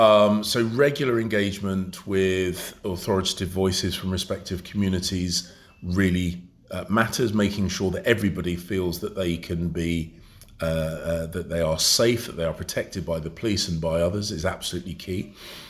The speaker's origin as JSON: {"language": "English", "region": "London", "country": "United Kingdom", "tie": "born or raised there", "said": "I was born and brought up in London"}